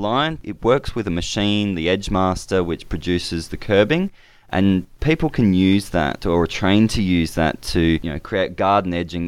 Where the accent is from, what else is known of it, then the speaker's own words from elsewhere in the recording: Adelaide, South Australia, Australia; moved away as an adult; now in Brisbane, Australia; I grew up in Adelaide